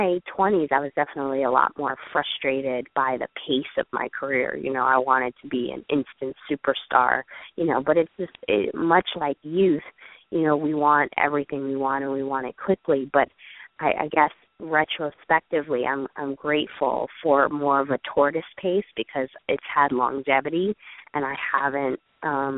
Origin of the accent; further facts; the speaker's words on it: United States; I'm happily American, and, you know, there are some amazing things about being born into the privilege of the United States